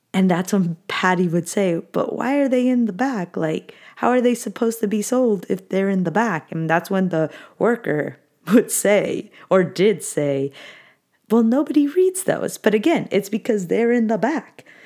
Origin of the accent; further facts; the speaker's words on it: Anaheim, California, United States; I grew up in Anaheim